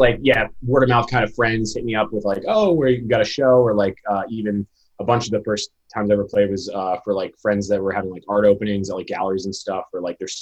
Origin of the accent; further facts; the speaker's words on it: Rhode Island, United States; also born or lived in Marion, Massachusetts; I'm from Rhode Island